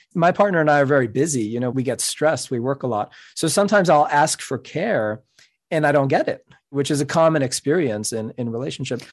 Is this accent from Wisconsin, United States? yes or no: no; New York City, New York, United States; first language Spanish; English is a second language; I'm a Cuban American. My first language is Spanish. I grew up in New York City